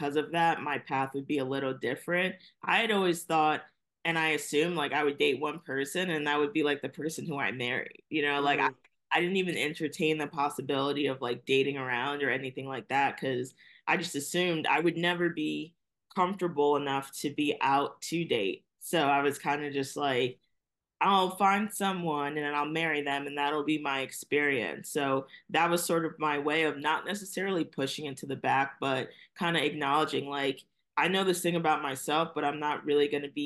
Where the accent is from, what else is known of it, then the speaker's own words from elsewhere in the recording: New York City, New York, United States; also born or lived in Brooklyn, New York; I'm here in Brooklyn, New York, but I was raised in Staten Island, New York.